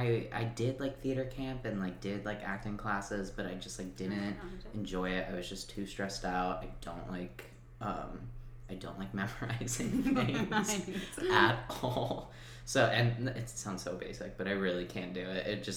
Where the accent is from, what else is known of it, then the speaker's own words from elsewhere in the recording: New Jersey, United States; I grew up in New Jersey